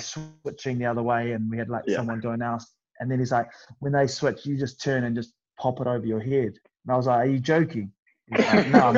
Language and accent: English; New Zealand; moved away as an adult; now in England, United Kingdom; I come from New Zealand where like we don't have any